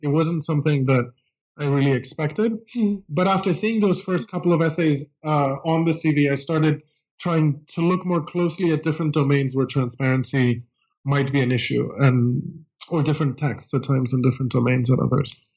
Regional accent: Greece; English is a second language; moved away as an adult; now in United States; I grew up in Greece uh, and came to college in the United States

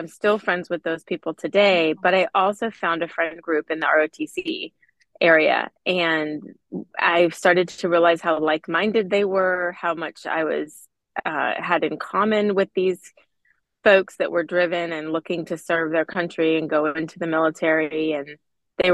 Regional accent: San Diego, California, United States; I grew up in San Diego and my dad was a Navy fighter pilot and my mom, stay-at-home mom, we were in San Diego, which has a lot of Navy presence.

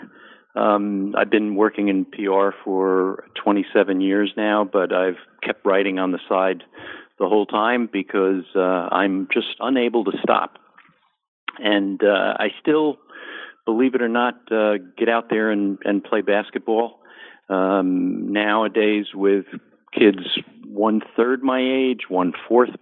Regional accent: New Jersey suburbs, United States; also born or lived in Bronx, New York; from my boyhood, growing up in the New Jersey suburbs

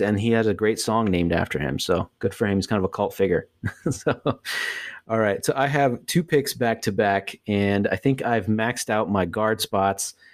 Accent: the Bay Area, California, United States; growing up in the Bay

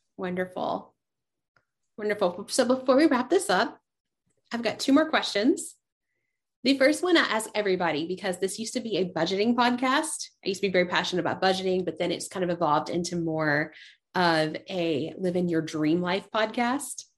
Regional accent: East Tennessee, United States; growing up in East Tennessee

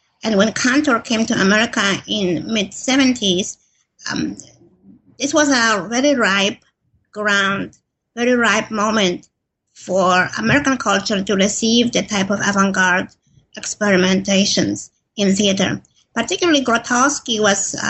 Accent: Poland; moved away as an adult; now in United States; I grew up in Poland, and I moved to the U.S. when I was in my early 20s.

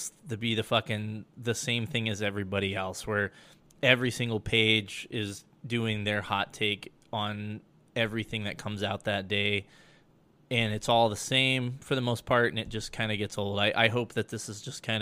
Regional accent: Colorado, United States; moved away; my home state of Colorado

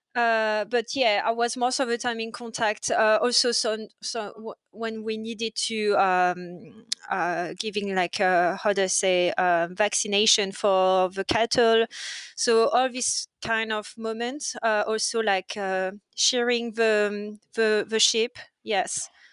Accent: near Paris, Île-de-France, France; English is a second language; moved away as an adult; also born or lived in Bordeaux; now in Australia; I grew up near Paris, um, but before coming in Australia, I was living in Bordeaux.

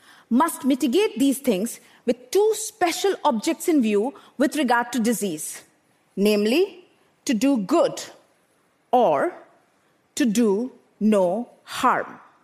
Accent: Bokaro Steel City, Jharkhand, India; I grew up in Bokaro Steel City in eastern India, an industrial township surrounded by power plants and steel smelters.

